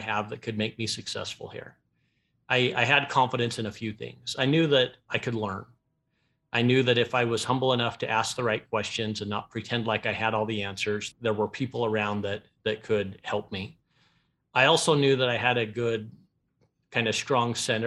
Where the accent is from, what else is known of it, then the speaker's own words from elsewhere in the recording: Ogden, Utah, United States; I grew up in Ogden, Utah